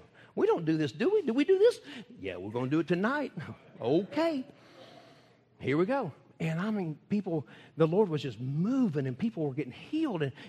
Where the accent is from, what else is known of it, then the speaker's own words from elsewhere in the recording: Texas, United States; I never say I'm from the United States. I tell them I'm from Texas